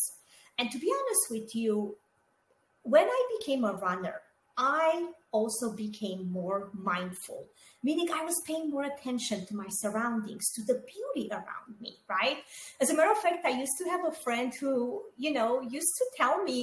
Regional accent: Romania; moved away; I was born and raised in Romania, and I grew up during communism there.

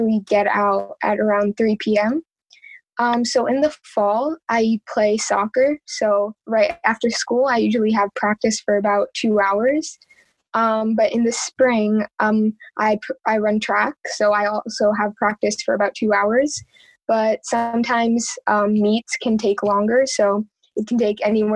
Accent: Metuchen, New Jersey, United States; also born or lived in India; I was born and raised here in Metuchen

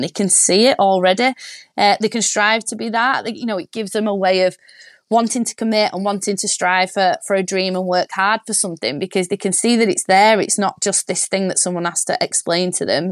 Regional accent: Warrington, North West England, United Kingdom; I'm from Warrington, which is big rugby league town

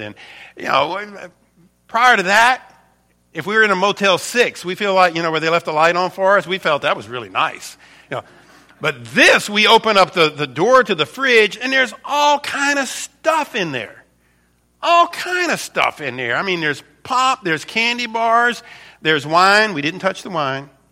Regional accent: United States; I'm an American

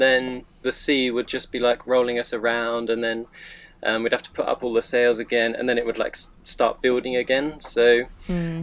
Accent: United Kingdom; moved away; I'm from the UK

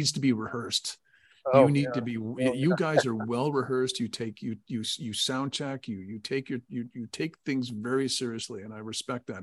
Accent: Connecticut, United States; Matt and I grew up in Connecticut

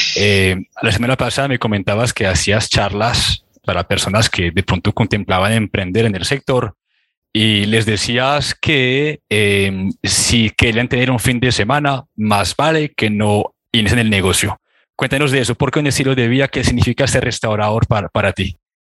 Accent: France; now in Colombia; estuve viajando en mi país, estuve en Francia

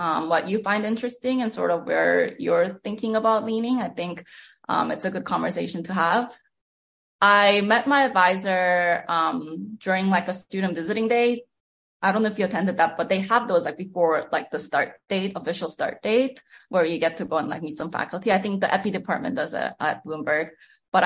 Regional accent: Canada; moved away as an adult; I'm a Canadian, so I was considered an international student

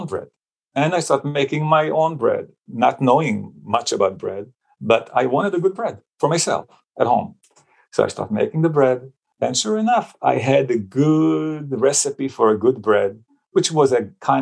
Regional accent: Israel; moved away; I grew up actually in Israel in a family of 7

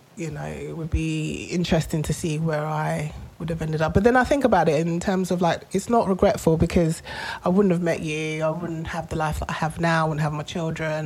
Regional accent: London, United Kingdom; as a child, you know, I grew up in Tottenham

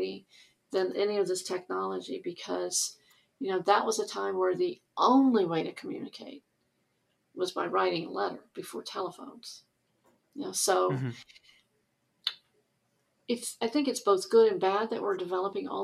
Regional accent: the South, United States; I grew up in the South

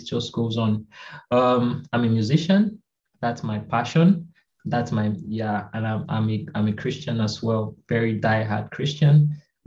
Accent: Cross River, Nigeria; also born or lived in Akwa Ibom State, Nigeria / Port Harcourt, Rivers State, Nigeria; I'm from Akwa Ibom State in Nigeria. I grew up in Cross River State for part of my life, and then I went over to River State, Port Harcourt, to have my university studies

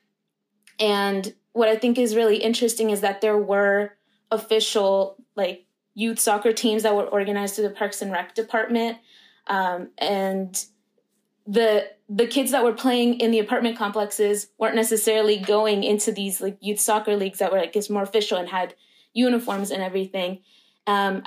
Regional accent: Roswell, Georgia, United States; one particular suburb in my hometown in Roswell

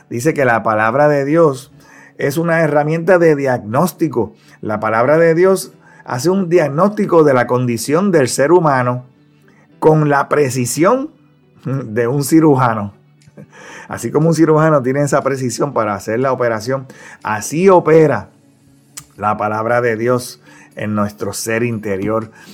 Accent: Ponce, Puerto Rico; cursaba la escuela elemental allá en mi pueblo de Ponce, aquí en Puerto Rico

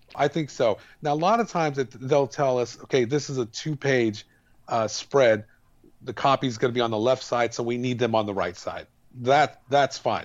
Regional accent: El Paso, Texas, United States; we grew up in El Paso

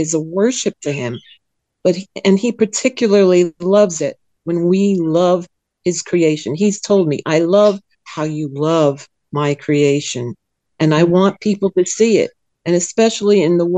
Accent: New Jersey, United States; now in Sweden; I was born in New Jersey, and I was raised in a Calvinist doctrine

